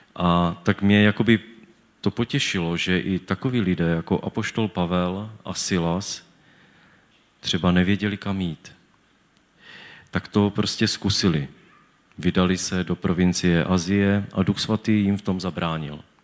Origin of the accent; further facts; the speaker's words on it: Czechia; also born or lived in Havířov; jsem z Tědlicka